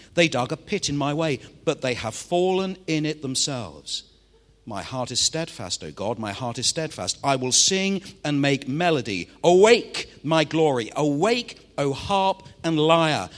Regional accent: Manchester, North West England, United Kingdom; I'm from Manchester in the northwest of England

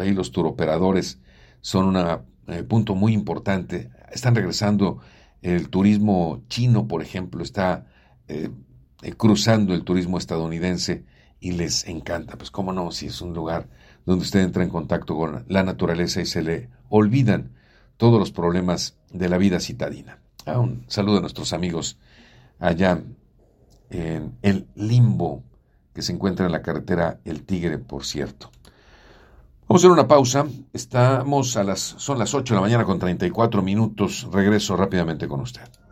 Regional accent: Puebla, Mexico; yo soy de Puebla

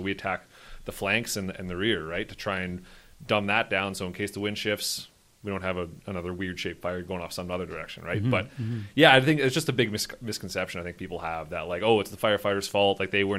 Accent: Slave Lake, Alberta, Canada; I was in Slave Lake. I grew up in Slave Lake. So I have family members who lost houses and stuff in that.

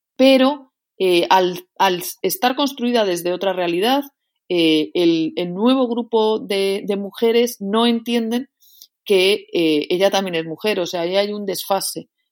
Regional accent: Madrid, Community of Madrid, Spain; also born or lived in León; yo soy una eh, leonesa que nació en Madrid

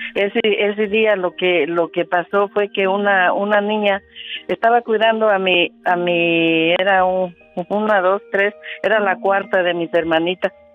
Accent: La Soledad, municipality of Chavinda, Michoacán, Mexico; Yo crecí en la Soledad

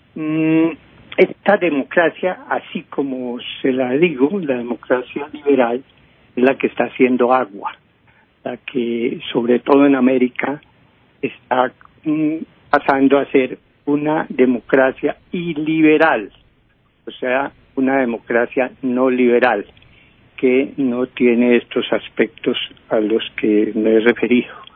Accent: Colombia

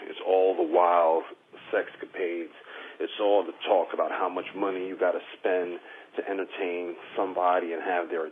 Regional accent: New York, United States; moved away as an adult; now in Philadelphia, United States; I was born and raised in New York, relocated to Philly 6 years ago to raise my child

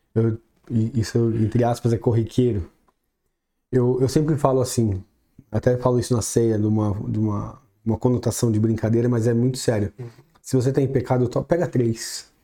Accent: São Paulo, Brazil; moved away; Nasci em São Paulo, capital mesmo. Na, na Vila Formosa, ali atrás do shopping Anália Franco

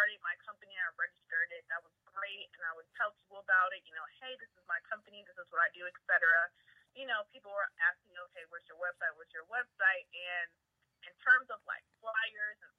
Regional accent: Prince George's County, Maryland, United States; I am from the DMV area. For people who do not know, that is D.C., Maryland, and Virginia, precisely Prince George's County, Maryland

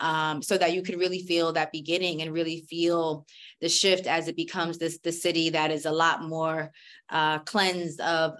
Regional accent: New York City, New York, United States; I am a New York City girl. I grew up in Queens. I'm Caribbean American. I'm Jamaican.

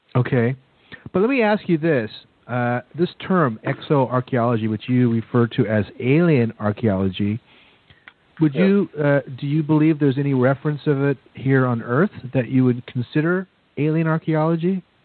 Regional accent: United States; I'm an American

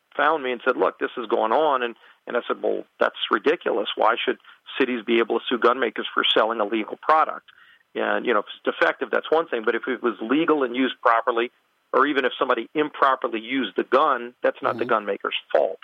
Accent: Louisiana, United States; my home state in Louisiana

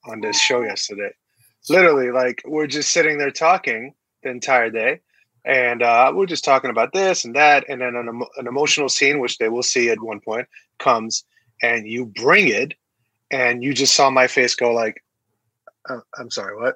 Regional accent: Tehran, Tehran Province, Iran; moved away; Persian. I was born in Iran, Tehran

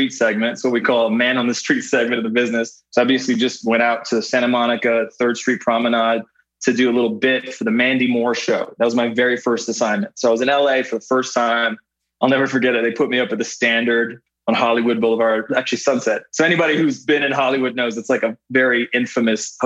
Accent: Canada; born or raised there; moved away as an adult

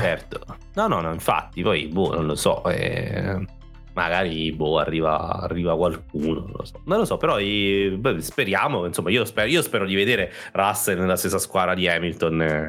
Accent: Naples, Campania, Italy; noi siamo indietro, siamo terroni

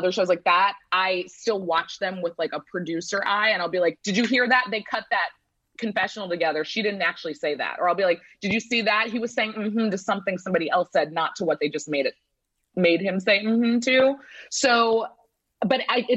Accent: St. Louis, Missouri, United States; moved away as an adult; also born or lived in Pennsylvania / New York; now in Los Angeles, United States; I grew up in St. Louis, Midwest as well

